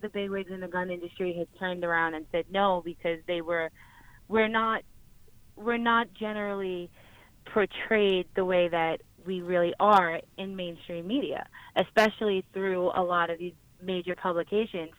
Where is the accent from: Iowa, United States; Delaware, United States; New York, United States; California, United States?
New York, United States; I'm from New York